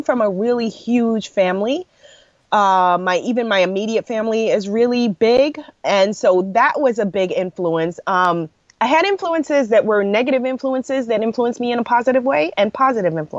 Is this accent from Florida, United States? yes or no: no; New York City, New York, United States; also born or lived in Brooklyn, New York / Guyana (family); Born in Brooklyn, grew up in Queens, went to school in Manhattan and in upstate New York